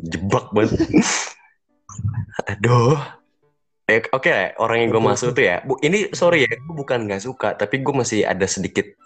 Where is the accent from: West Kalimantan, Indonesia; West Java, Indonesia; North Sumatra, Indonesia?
West Java, Indonesia; Bandung; itu kan lingkungan gue kan masih Bandung-Bandung lagi gitu belum keluar ke sana sini gitu